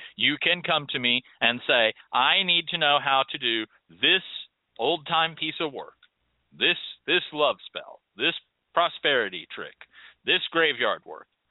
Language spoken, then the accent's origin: English; United States; as an American